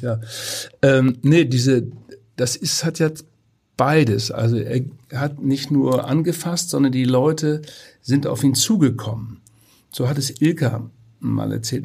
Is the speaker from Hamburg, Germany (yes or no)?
no; Twistringen, Lower Saxony, Germany; in meinem Heimatort Twistringen